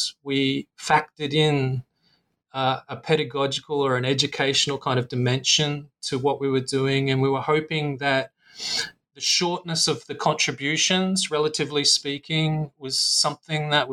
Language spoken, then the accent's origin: English; Australia; now in Singapore; my home country of Australia